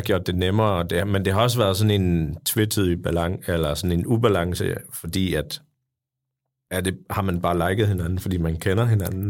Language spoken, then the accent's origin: Danish; Jutland, Denmark; jeg er fra Jylland